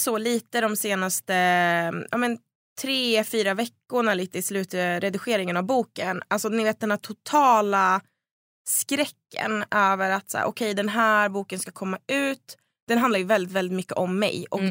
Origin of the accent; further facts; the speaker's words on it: Söderhamn, Gävleborg County, Sweden; det fanns inga tjejlag i Söderhamn där jag växte upp